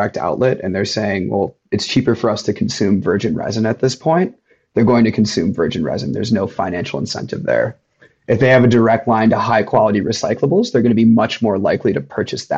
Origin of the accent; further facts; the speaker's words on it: Chicago, Illinois, United States; since I was a child growing up in Chicago